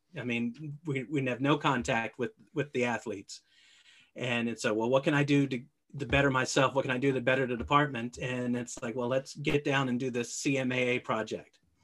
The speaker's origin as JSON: {"language": "English", "town": "Alexandria", "region": "Virginia", "country": "United States", "tie": "born or raised there", "said": "I grew up in Alexandria, Virginia, about, uh, about four miles from where I work today"}